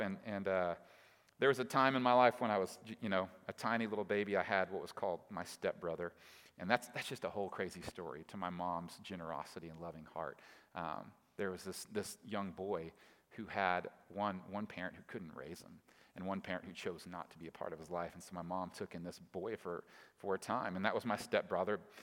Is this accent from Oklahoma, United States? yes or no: yes; Oklahoma City, Oklahoma, United States; now in Tulsa, United States; I live in Tulsa, but I'm from Oklahoma City